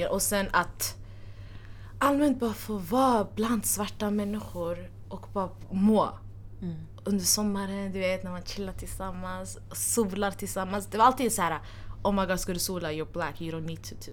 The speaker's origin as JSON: {"language": "Swedish", "country": "Somalia", "said": "jag är somali"}